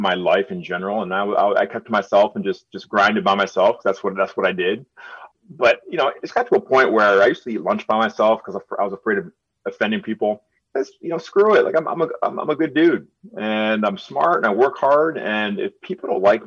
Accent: Birmingham, Michigan, United States; I grew up in Birmingham and I spoke the way I spoke

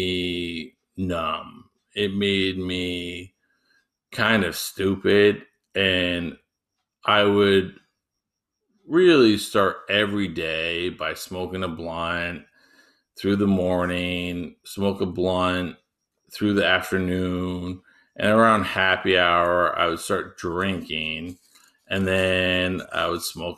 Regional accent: United States; They know I'm American.

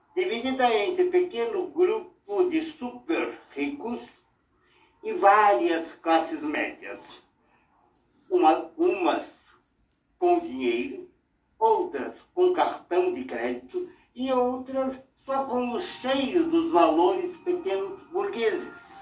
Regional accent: São Paulo, Brazil; morávamos na Vila Mariana, onde meus pais eram zeladores de um prédio

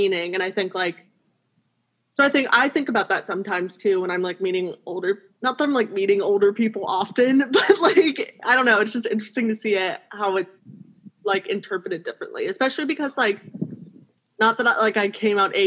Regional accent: the Bay Area, California, United States; I'm from the Bay Area

